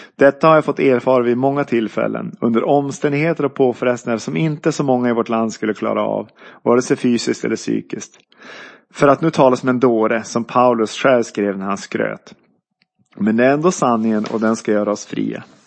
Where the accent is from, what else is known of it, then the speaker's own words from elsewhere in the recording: Byske, Västerbotten County, Sweden; also born or lived in Umeå; jag föddes 1971 i Umeå men är uppvuxen i Byske, tre mil norr om Skellefteå i Västerbotten